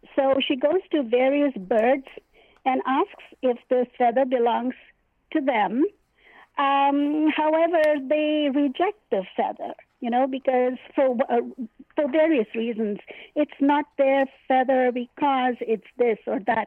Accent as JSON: {"language": "English", "town": "Hyderabad", "region": "Telangana", "country": "India", "tie": "born or raised there", "moved": "yes", "lives_now": "United States", "said": "I was born in India in a place called Hyderabad, and I immigrated to the United States in 1967"}